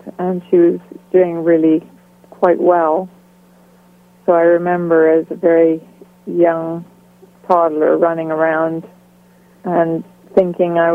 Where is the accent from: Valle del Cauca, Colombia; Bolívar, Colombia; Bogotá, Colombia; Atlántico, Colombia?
Bogotá, Colombia; Bogota, Colombia; also born or lived in Cali, Colombia / Panama; now in England; I was born in Cali, Colombia, in South America. I don't remember Cali very well because we moved when I was only a few months old. And then from there on to Bogota, which is the capital of Colombia.